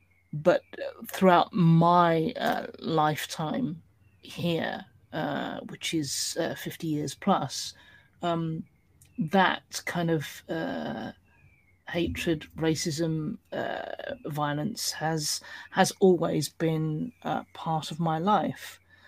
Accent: United Kingdom; in terms of being a British minority, how we were perceived, represented, engaged with within our own industry was pretty appalling

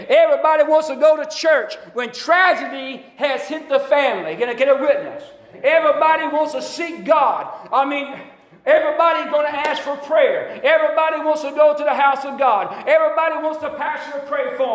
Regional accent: Alabama, United States; I grew up in Alabama

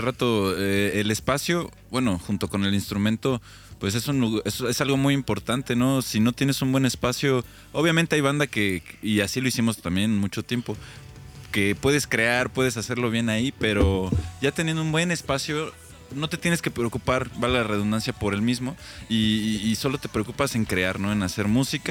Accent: Mexico City, Mexico; now in Querétaro, Mexico; Nosotros sí podemos hablar mal de, esa ciudad porque somos de esa

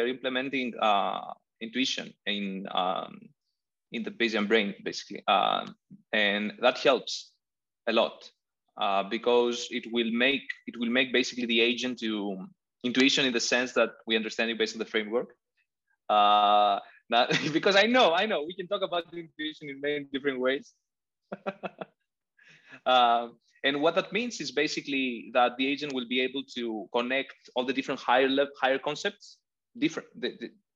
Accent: Crete, Greece; English is a second language; now in Athens, Greece; I'm in Athens. I'm from Crete. I don't know if I've told you that. So I grew up basically in a house that was 5 minutes walking from a 6 kilometer beach

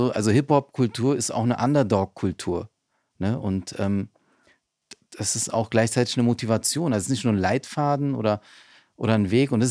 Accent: Berlin, Germany; Ich bin in Neukölln aufgewachsen.

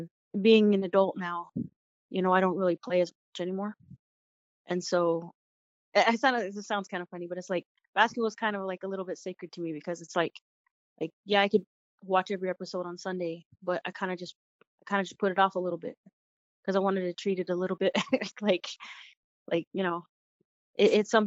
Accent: Lehi, Arizona, United States; I'm from Lehigh

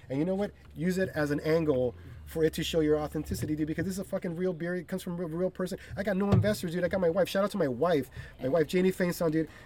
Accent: East Los Angeles, California, United States; they don't know that I'm from East LA. That I fucking live right here.

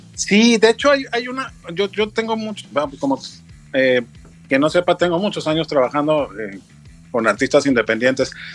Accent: Mexico City, Mexico; now in Cuernavaca, Mexico; soy chilango, yo soy de familia veracruzana.

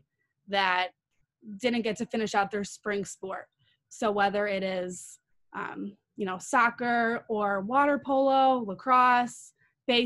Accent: Chicago, Illinois, United States; we are from Chicago

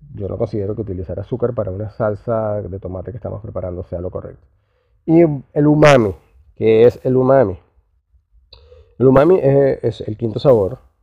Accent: Venezuela; now in Southern Cone; Yo que soy venezolano, que venimos del Caribe

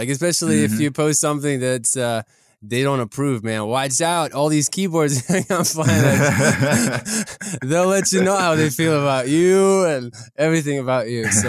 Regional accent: Tennessee, United States; English is a second language; My brother went to East Tennessee State University, and we're kind of from the Tri-Cities area. So this is like home for me

